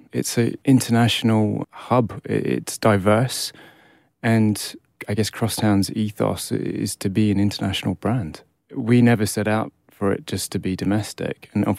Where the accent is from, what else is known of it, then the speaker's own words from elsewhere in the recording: Australia; also born or lived in United Kingdom; but I guess I grew up in Australia. It's formative years there. Although I only spent 10 years of my life there.